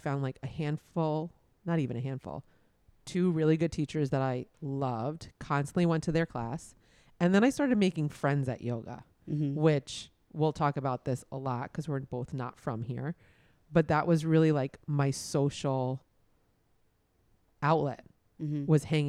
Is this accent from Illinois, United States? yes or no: no; New York City, New York, United States; moved away as an adult; also born or lived in Boston; now in Miami, United States; I grew up in Brooklyn. I went to college in Boston. I came down to Miami for law school, where I met my husband, and I just stayed in Miami.